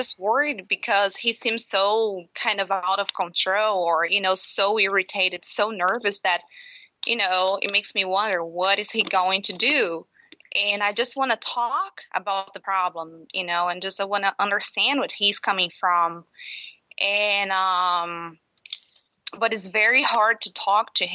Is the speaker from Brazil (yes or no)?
yes; Brazil; moved away; I'm from Brazil